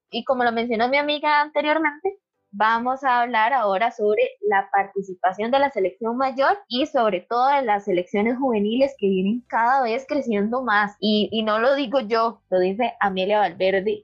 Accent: Costa Rica

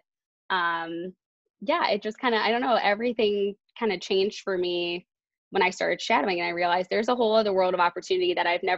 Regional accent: Bloomfield Hills, Michigan, United States; moved away; I went back to Bluefield Hills where I grew up in Michigan

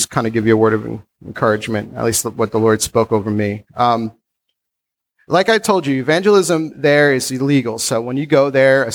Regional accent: United States

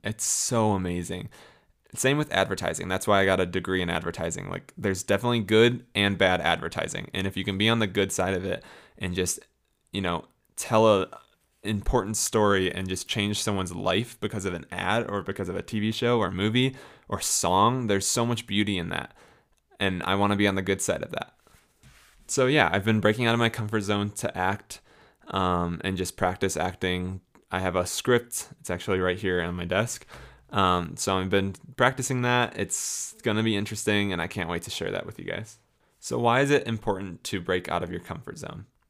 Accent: Florida, United States; moved away as an adult; also born or lived in Illinois / Tampa area, Florida / St. Augustine, Florida; now in Colorado, United States; I was born in Illinois, um, as some of you know, and then I grew up in Florida the majority of my life

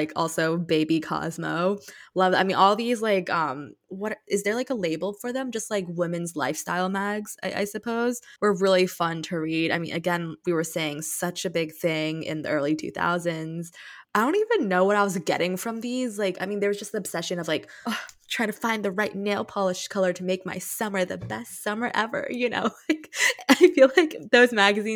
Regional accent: Saudi Arabia; growing up in Saudi.

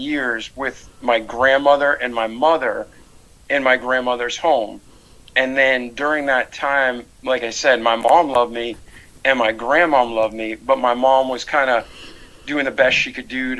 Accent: Milford, Massachusetts, United States; moved away as an adult; now in Pensacola, United States; I was born outside of Boston, Mass, in Milford, Massachusetts, and I grew up there for 20 years

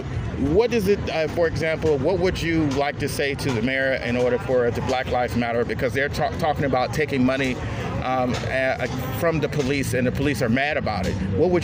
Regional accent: Chicago, Illinois, United States; Well, I'm from Chicago

